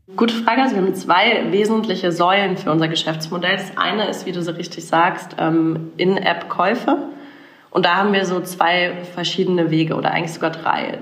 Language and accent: German; Karlsruhe, Baden-Württemberg, Germany; moved away as an adult; also born or lived in Mannheim / Berlin; ich bin tatsächlich in Karlsruhe aufgewachsen, in schönen Süddeutschland